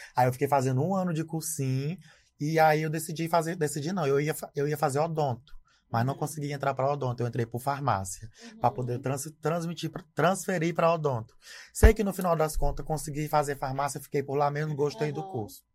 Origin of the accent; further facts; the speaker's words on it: Imperatriz, Maranhão, Brazil; also born or lived in Zé Doca, Maranhão; eu sou nascido aqui em Imperatriz. É, morei aqui em Imperatriz até em 2000.